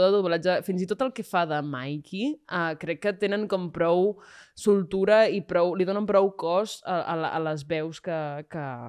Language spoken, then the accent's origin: Catalan; Calella, Catalonia, Spain; jo vinc de Calella de la Costa